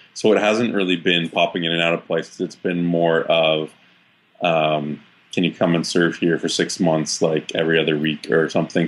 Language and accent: English; Waterloo, Ontario, Canada; also born or lived in Saskatchewan / Edmonton; now in Toronto, Canada; I grew up actually in Waterloo, Ontario